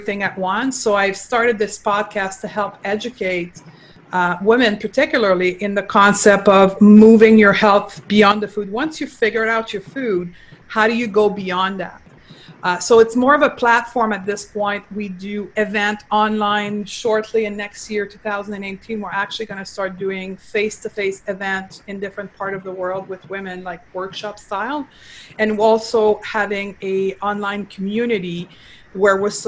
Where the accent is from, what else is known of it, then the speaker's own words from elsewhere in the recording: Quebec, Canada; accent: French; first language French; English is a second language; So I am from Quebec. I was raised in Quebec and I actually only started to speak English at the age of 22